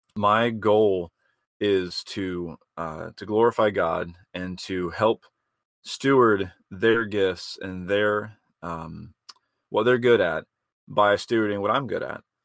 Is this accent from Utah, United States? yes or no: no; Georgia, United States; moved away as an adult; now in Greenville, United States; I'm born and raised in Georgia. Been here in Greenville for about six or so years